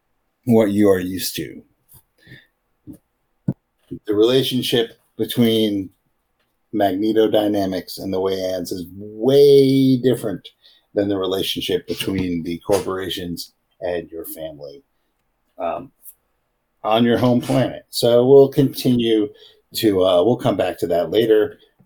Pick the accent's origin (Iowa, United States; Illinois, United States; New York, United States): Illinois, United States; I'm from Space, Illinois.